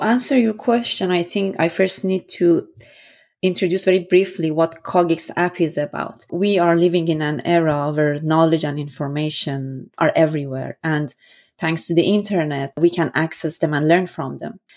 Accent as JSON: {"language": "English", "country": "Iran", "tie": "born or raised there", "also_born_or_lived": "Vienna, Austria", "moved": "as an adult", "said": "born and raised in Iran"}